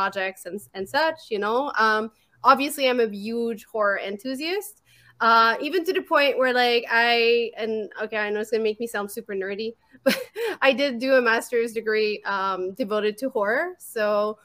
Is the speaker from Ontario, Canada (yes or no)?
no; Montreal, Quebec, Canada; accent: French; English is a second language; I'm from Montreal, Quebec. This is why I have a weird accent.